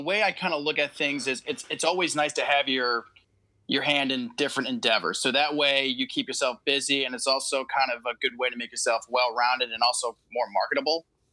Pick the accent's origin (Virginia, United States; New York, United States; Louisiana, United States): New York, United States; Saratoga Springs; moved away as an adult; also born or lived in Oneonta, New York; now in Nashville, United States; So I was born and raised in Saratoga Springs, New York. So that's upstate New York for you guys playing the home game. Lived there for about 24 years